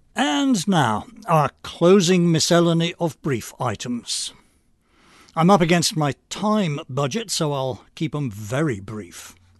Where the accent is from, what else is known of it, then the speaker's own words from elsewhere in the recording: England, United Kingdom; moved away; I'm English by birth